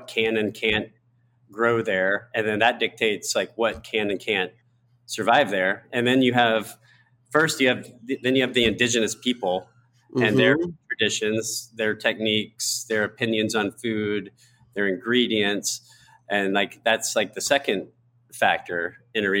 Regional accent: the South, United States; I was raised in the South

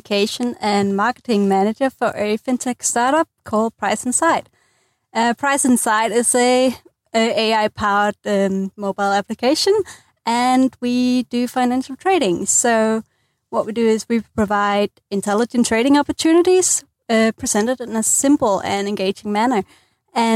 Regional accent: Denmark; moved away as an adult; now in Dunedin, New Zealand; I'm originally from Denmark

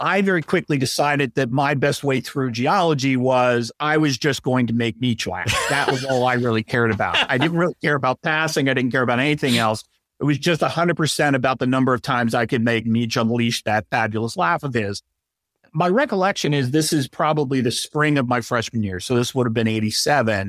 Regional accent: Delaware, United States; moved away as an adult; I'm originally from Delaware

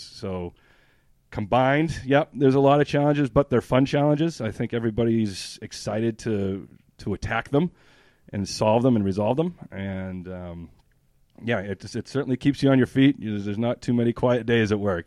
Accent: New Hampshire, United States; moved away as an adult; I'm from New Hampshire, born and raised.

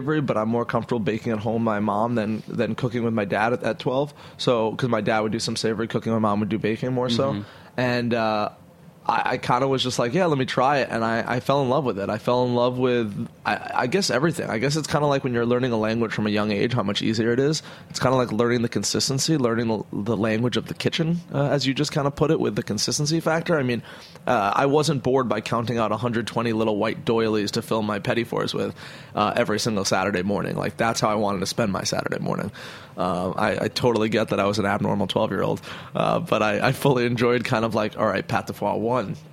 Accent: Hudson Valley, New York, United States; also born or lived in Brooklyn, New York; we lived up in the Hudson Valley because when I was about 8, we moved up to Hudson Valley from Brooklyn

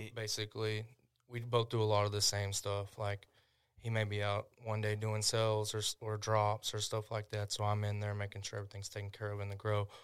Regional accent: Tishomingo, Oklahoma, United States; my hometown

